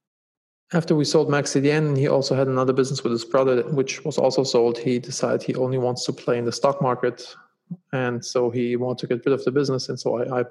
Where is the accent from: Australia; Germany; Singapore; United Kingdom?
Germany; moved away as an adult; also born or lived in Los Angeles; now in United States; I'm originally from Germany.